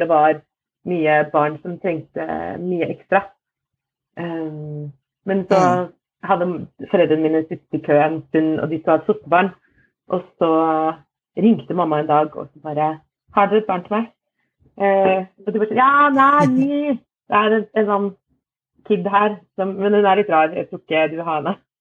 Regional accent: Fredrikstad, Østfold, Norway; also born or lived in Moss; vokste opp eh, i, ja, utafor Fredrikstad, et sted som heter Slevik

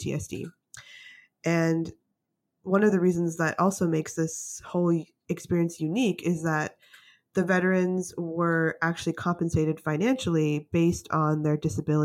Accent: Canada; also born or lived in United States / British Columbia; I want to give myself a chance to work in the States because I'm from Canada

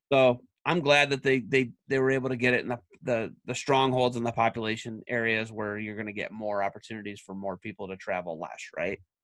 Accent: Oak Harbor, Ohio, United States; I'm from Ottawa County

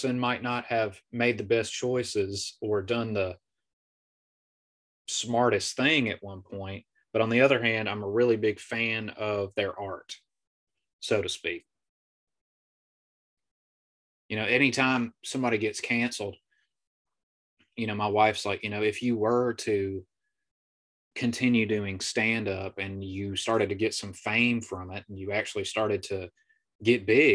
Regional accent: the South, United States; moved away; growing up in the South

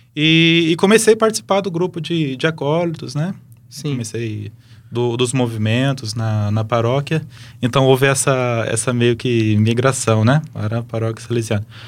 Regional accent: Lins, São Paulo, Brazil; moved away as an adult; now in Campo Grande, Brazil; Sou de Lins, interior de São Paulo

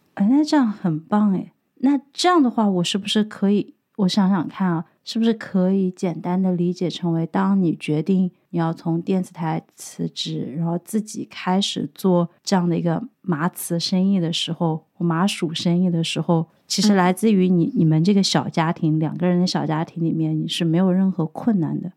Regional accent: Sichuan, China; now in Dublin, Ireland; 我作为一个四川人

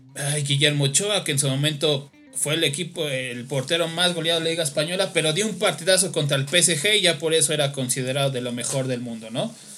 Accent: Mexico; como mexicanos y yo me incluyo

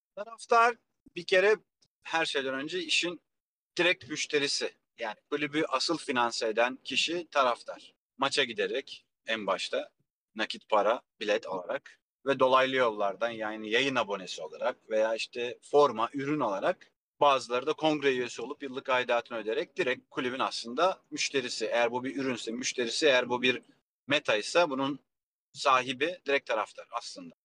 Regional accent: Kilyos, Istanbul, Turkey; also born or lived in Rumelihisarı; Ben Kilyos'ta büyüdüm. Yani gençlik yıllarım Kilyos'ta geçti.

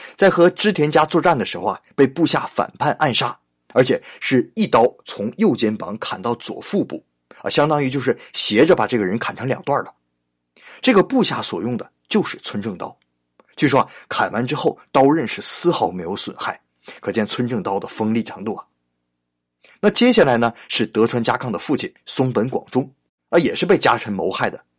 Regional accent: China; 按我们中国人的习惯

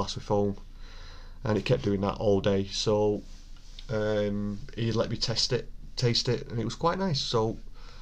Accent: Bolton, North West England, United Kingdom; my hometown of Bolton

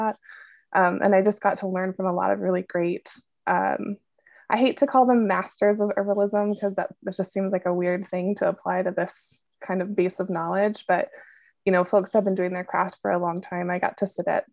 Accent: Washington, United States; moved away; I grew up in Washington, so this is like home base for me

